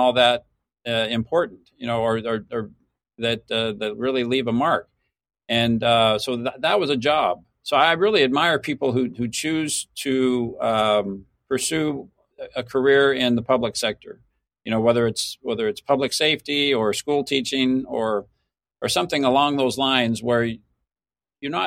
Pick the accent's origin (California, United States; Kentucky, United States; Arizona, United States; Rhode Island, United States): Arizona, United States; Mesa; Mesa, Arizona is my hometown. I was born and raised here